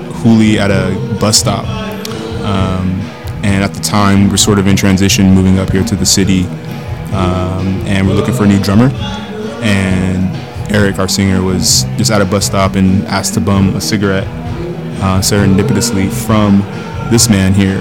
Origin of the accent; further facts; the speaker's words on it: Seattle, Washington, United States; moved away as an adult; also born or lived in Santa Clara; I'm from the Seattle area, but I went to Santa Clara